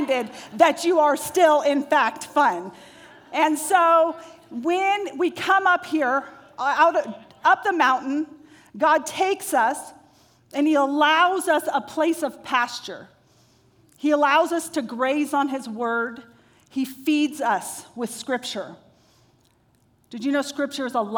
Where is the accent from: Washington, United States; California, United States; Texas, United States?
California, United States; Modesto; I'm from Modesto